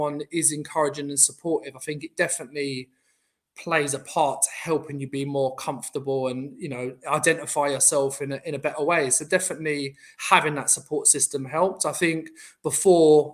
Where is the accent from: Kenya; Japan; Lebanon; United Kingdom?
United Kingdom; London; I'm obviously from Southeast London